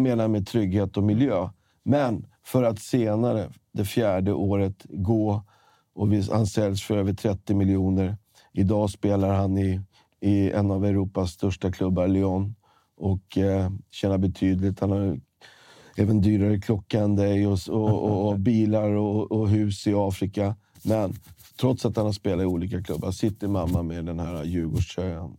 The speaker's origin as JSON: {"language": "Swedish", "town": "Stockholm", "region": "Stockholm County", "country": "Sweden", "said": "Jag är från Stockholm, Sverige"}